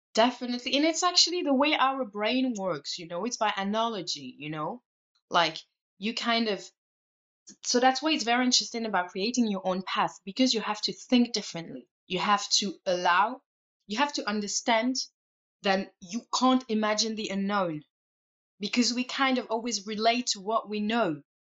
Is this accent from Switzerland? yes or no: yes; Switzerland; I come from Switzerland, you know, so you're surrounded by nature